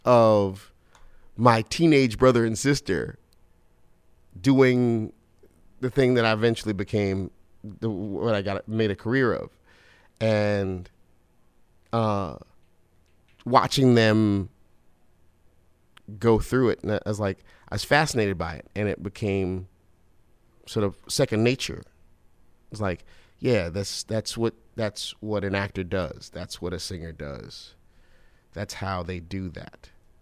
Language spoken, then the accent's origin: English; Brooklyn, New York, United States; Brooklyn in Crown Heights.